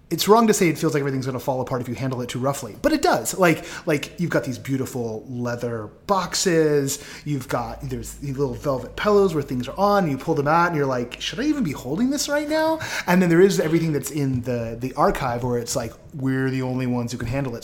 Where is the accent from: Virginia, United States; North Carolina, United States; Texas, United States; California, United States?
California, United States; the Bay Area; moved away; I'm from the Bay